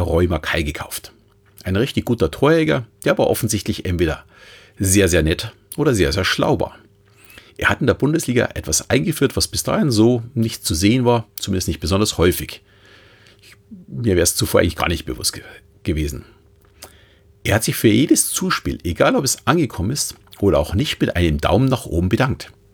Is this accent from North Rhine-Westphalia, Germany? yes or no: no; Munich, Bavaria, Germany; als Münchner